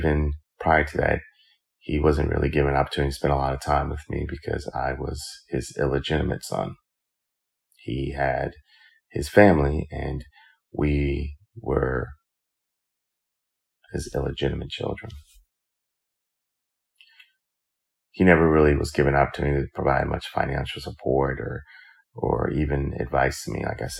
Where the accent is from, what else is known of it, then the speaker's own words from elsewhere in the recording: New York, United States; Growing up in New York, I grew up in a single parent home.